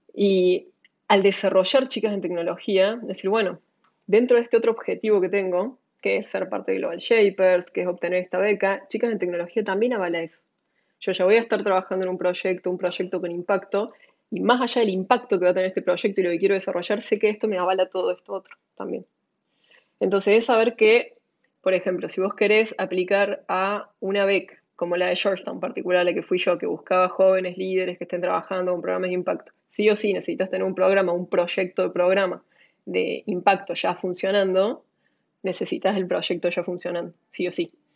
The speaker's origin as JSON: {"language": "Spanish", "country": "Argentina", "said": "mi experiencia como argentina"}